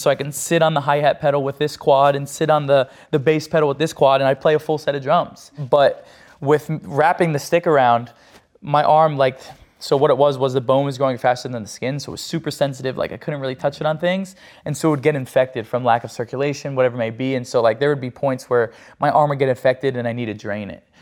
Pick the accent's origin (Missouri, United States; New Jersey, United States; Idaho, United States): New Jersey, United States; I'm from Jersey